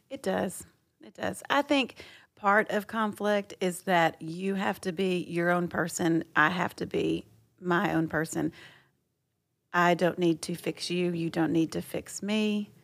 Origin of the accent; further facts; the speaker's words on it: Texas, United States; I'm from Texas